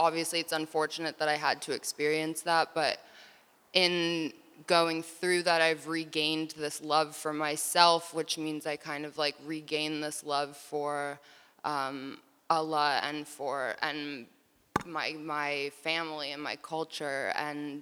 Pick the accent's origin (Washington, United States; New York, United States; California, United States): New York, United States; We grew up in New York going to a Sufi mosque in Tribeca